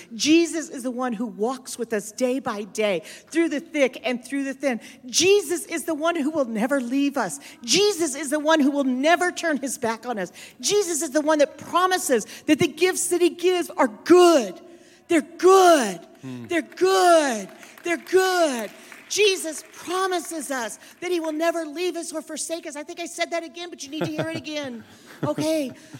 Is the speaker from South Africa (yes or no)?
yes; Cape Town, Western Cape, South Africa; So I'm from Cape Town.